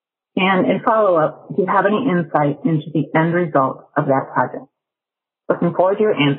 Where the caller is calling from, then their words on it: Chicago, Illinois, United States; I'm calling from Chicago.